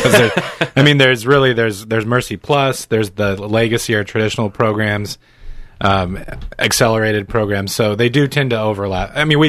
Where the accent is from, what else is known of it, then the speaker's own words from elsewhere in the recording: Omaha, Nebraska, United States; now in Des Moines, United States; Omaha is my hometown.